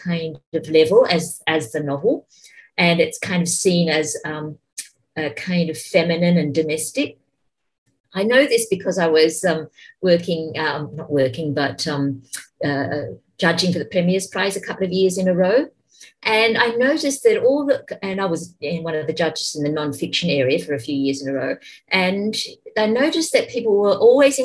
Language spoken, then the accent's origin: English; Australia; the first post-Mabo native title claim was made in my hometown